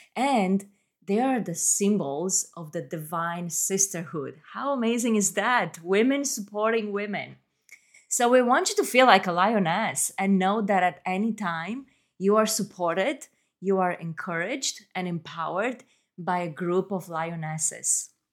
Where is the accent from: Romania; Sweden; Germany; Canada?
Romania; moved away as an adult; now in Atlanta, United States; I was born and raised in Romania and I moved to the US as a young adult.